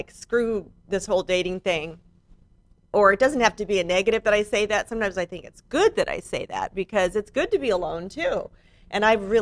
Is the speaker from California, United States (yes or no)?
yes; San Diego, California, United States; also born or lived in Malibu; I was born in San Diego.